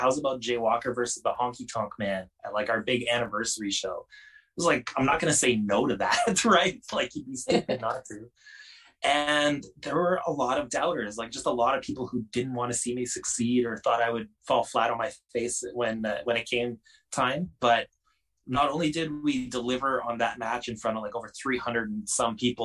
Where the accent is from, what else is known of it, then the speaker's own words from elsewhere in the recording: Canada; Being the Canadian